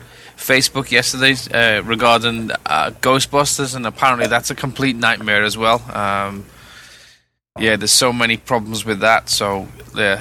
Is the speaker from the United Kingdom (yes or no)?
yes; England, United Kingdom; I am an Englishman